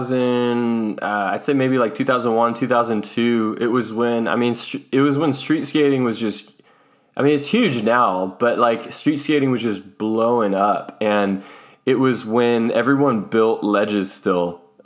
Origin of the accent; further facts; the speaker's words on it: Tracy, California, United States; growing up in Tracy, California, I mean, we were very close to the Bay Area